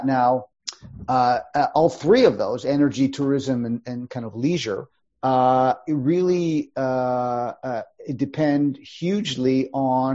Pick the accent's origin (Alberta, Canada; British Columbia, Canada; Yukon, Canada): Yukon, Canada; I come from the Yukon Territory.